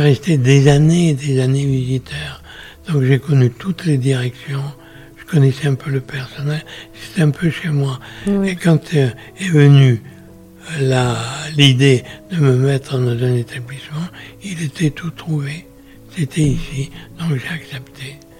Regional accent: Pessac, Nouvelle-Aquitaine, France; also born or lived in Guéthary, Basque Country; Je suis né le 4 novembre 1925 dans une ville célèbre où il y a un château, au Brion, à côté, c'est Pessac.

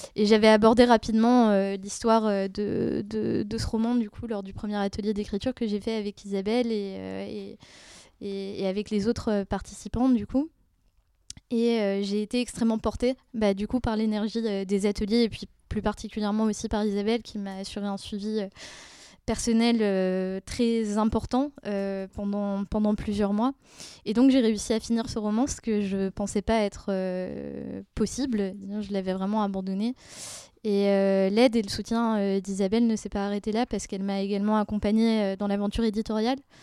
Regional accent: Brussels, Brussels-Capital Region, Belgium; moved away as an adult; now in Paris, France; je viens de Bruxelles.

